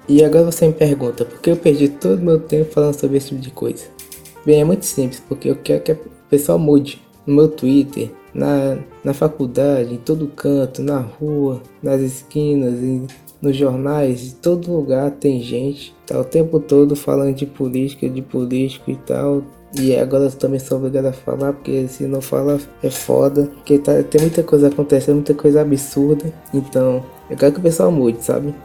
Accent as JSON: {"language": "Portuguese", "country": "Brazil", "said": "todos nós somos brasileiros"}